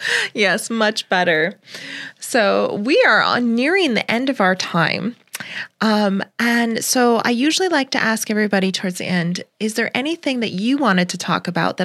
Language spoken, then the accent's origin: English; Wisconsin, United States; now in Florida, United States; I grew up in Wisconsin, so I had all the freshwater lakes. I grew up on a farm, so I ran around barefoot everywhere.